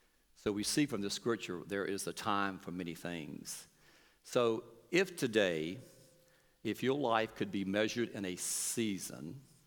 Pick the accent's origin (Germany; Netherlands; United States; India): United States; North Carolina; we come from North Carolina